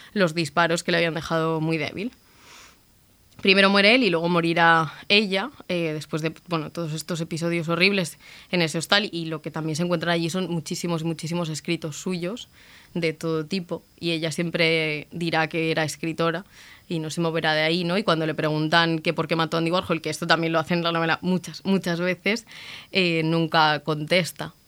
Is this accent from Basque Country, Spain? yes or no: no; Madrid, Community of Madrid, Spain; yo soy de Madrid y salía mucho por Malasaña